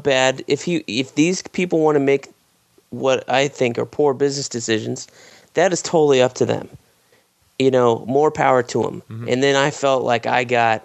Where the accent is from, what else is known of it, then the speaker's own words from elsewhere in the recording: Florida, United States; Florida, my home state